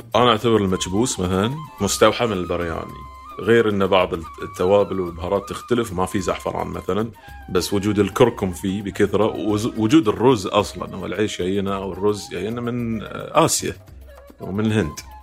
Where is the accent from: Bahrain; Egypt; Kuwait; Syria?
Bahrain